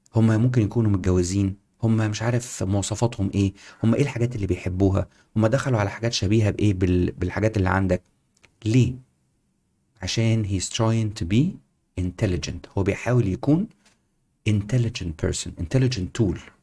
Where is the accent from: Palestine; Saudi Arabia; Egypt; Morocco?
Egypt; moved away as an adult; also born or lived in United Kingdom / Singapore; احنا كنا مصريين